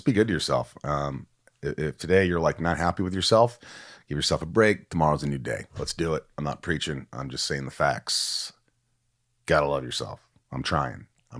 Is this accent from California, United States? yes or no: yes; Hollywood Hills, California, United States; from the Hollywood Hills in California.